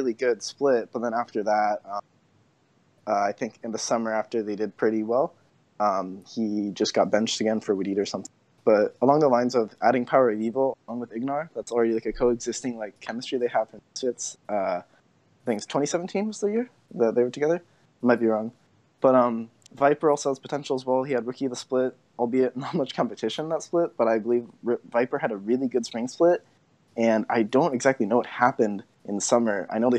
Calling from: San Mateo, California, United States; I'm from San Mateo, California.

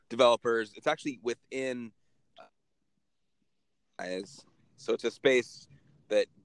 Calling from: San Francisco, California, United States; I am in San Francisco, my man.

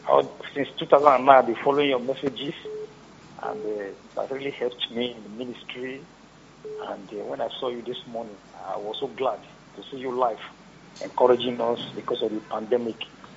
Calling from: Edo, Nigeria; I'm calling from Edo State, brother.

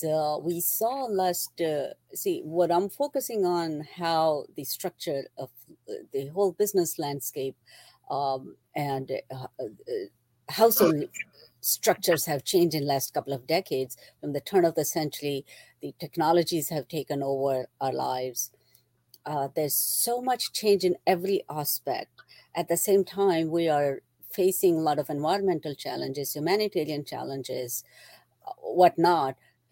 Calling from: New Jersey, United States; I am in central New Jersey.

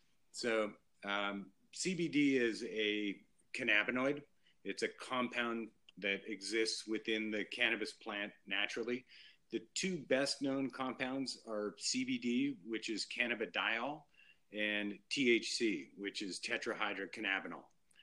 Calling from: Bend, Oregon, United States; Yeah, I'm calling in from beautiful Bend, Oregon, in the high mountain volcano country of Oregon.

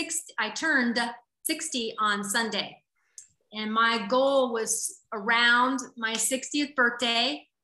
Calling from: Hawaii, United States; Hawaii, Hawaii.

